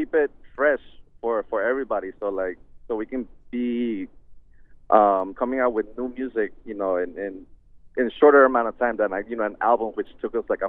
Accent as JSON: {"language": "English", "country": "United States", "tie": "born or raised there", "said": "Since we were raised out here in the States, we've kind of adapted to the English"}